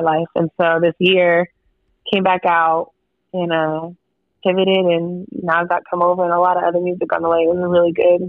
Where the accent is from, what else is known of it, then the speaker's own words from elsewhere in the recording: Pacific Northwest, United States; now in Austin, United States; Uh, I live in Austin, Texas. I grew up in the Pacific Northwest.